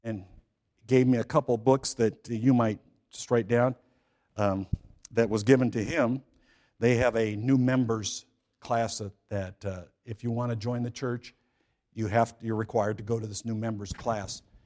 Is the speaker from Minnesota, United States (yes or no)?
no; California, United States; I grew up in California, so I say San Quentin